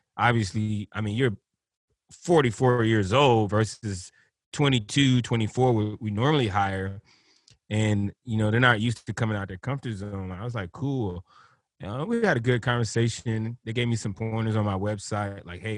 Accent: Liberty City, Florida, United States; You know, like I'm growing up in Liberty City, and you know, skateboarding is not something the bros do in the hood.

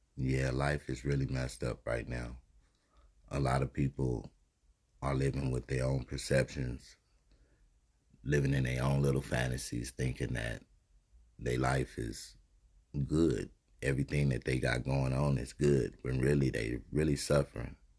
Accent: United States; we as american people

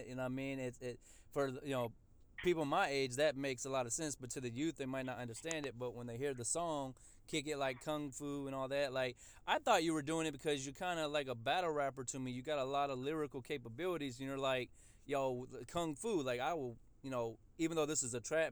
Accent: Indianapolis, Indiana, United States; I'm from Indianapolis, so we're right down the street from you guys

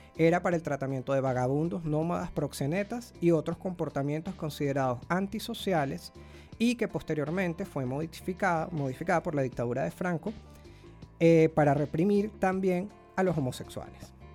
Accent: Caracas, Capital District, Venezuela; yo soy, yo soy de Caracas

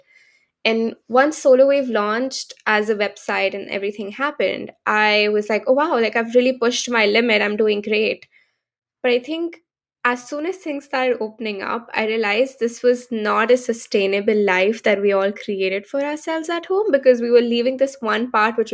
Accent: India; moved away as an adult; now in San Francisco, United States; I come from India, born and brought up in India, and moved to the US only 3 years ago

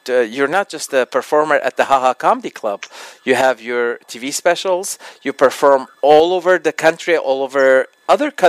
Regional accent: United States; I was born in the states.

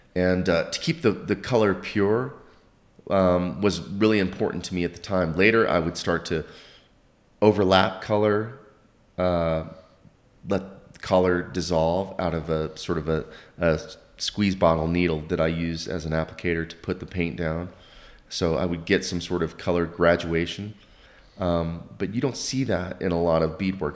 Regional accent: northern Oklahoma, United States; moved away as an adult; also born or lived in southeastern United States / France; I grew up in, in a small little town in, uh, northern Oklahoma

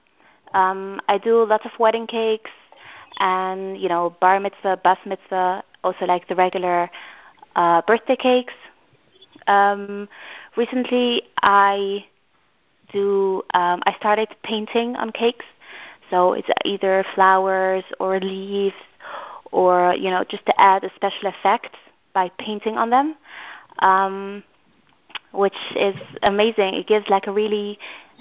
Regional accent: Antwerp, Flanders, Belgium; I'm from Antwerp in Belgium.

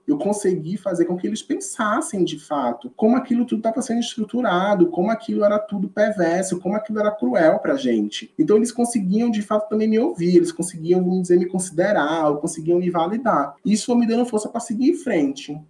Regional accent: Northeast Region, Brazil; moved away; eu sou do Nordeste, não sei o quê, meu sotaque é assim mesmo

